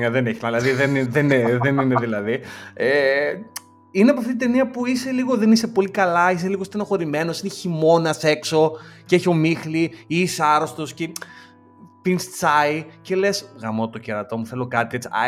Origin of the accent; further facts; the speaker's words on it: Chaidari, Attica, Greece; εγώ είμαι από το Χαϊδάρι.